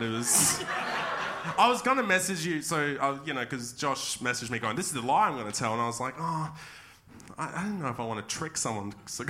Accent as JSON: {"language": "English", "town": "Darwin", "region": "Northern Territory", "country": "Australia", "tie": "born or raised there", "said": "I grew up in Darwin."}